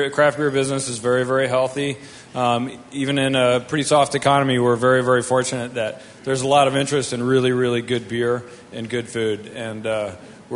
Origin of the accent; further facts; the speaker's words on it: Vermont, United States; moved away as an adult; also born or lived in Colorado; I grew up in Vermont and went to school in Colorado.